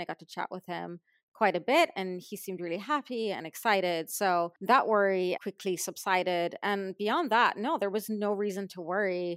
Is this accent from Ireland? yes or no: yes; Ireland; now in Los Angeles, United States; I was from Ireland